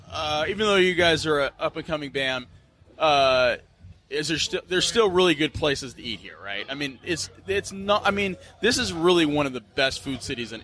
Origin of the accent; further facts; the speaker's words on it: about an hour from Austin, small town Texas, United States; growing up from about an hour from here